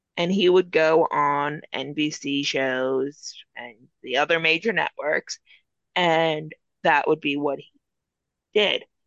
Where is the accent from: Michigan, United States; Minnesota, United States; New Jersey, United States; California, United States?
New Jersey, United States; I am born and raised in New Jersey